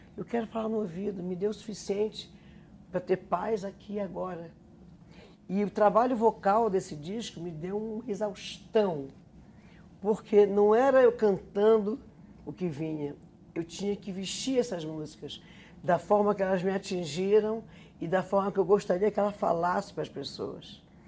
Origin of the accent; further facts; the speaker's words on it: North Region, Brazil; moved away as an adult; por ser do norte